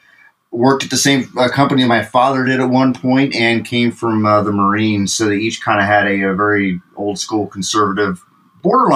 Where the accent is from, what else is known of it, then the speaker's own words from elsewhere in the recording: Fairfield, Ohio, United States; The suburbs just to the north of Cincinnati, actually, Fairfield, which is in Butler County